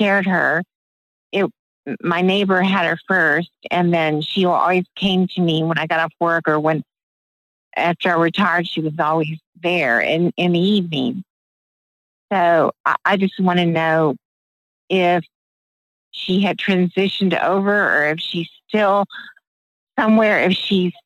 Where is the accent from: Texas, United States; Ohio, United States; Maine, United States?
Texas, United States; Houston; now in Lawton, United States; from Houston, Texas, but I've been in Lawton, Oklahoma for a long time.